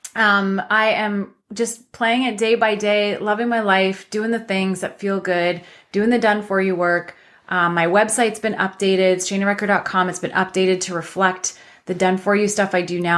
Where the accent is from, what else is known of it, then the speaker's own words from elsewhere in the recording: London, Ontario, Canada; my hometown of London, Ontario